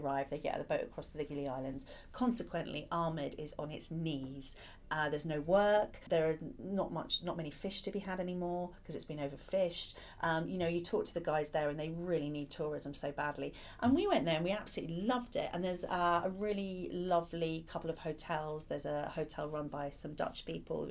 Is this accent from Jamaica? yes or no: no; Ireland; moved away; I grew up partly in Ireland